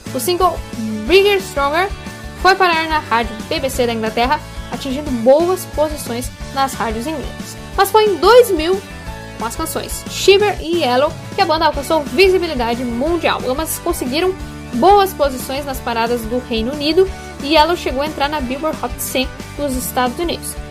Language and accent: Portuguese; Passo Fundo, Rio Grande do Sul, Brazil; Homenageei a minha cidade natal.